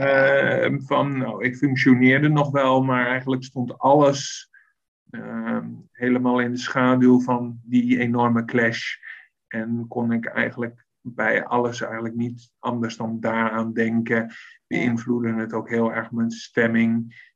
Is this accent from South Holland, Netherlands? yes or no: yes; Westland, South Holland, Netherlands; moved away as an adult; now in Leiden, Netherlands; Ik kom oorspronkelijk uit het Westland. Eh, net onder Den Haag.